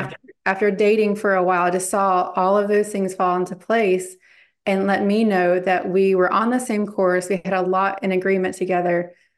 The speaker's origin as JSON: {"language": "English", "area": "Bible Belt", "region": "the South", "country": "United States", "tie": "born or raised there", "lives_now": "Charlotte, United States", "said": "I grew up in the Bible Belt."}